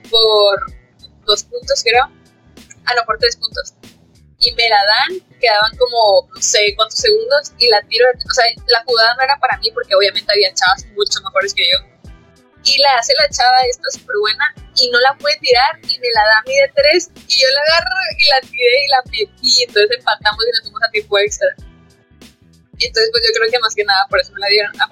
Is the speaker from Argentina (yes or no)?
no; Sonora, Mexico; moved away; also born or lived in Monterrey; Las tres somos de Sonora